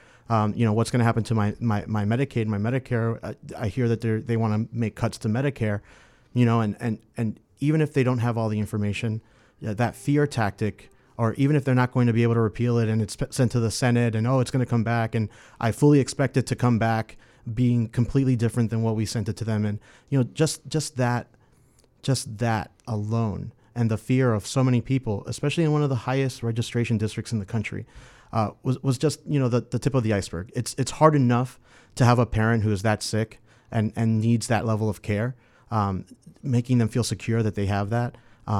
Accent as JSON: {"language": "English", "town": "Miami", "region": "Florida", "country": "United States", "tie": "born or raised there", "also_born_or_lived": "Boston, Massachusetts / Upper Midwest", "said": "I was born and raised in Miami."}